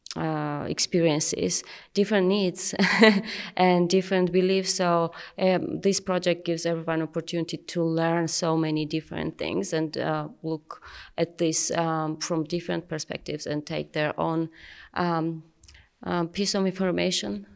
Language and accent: English; Georgia; I'm from Georgia, and um, I directly do farming. I do have vineyards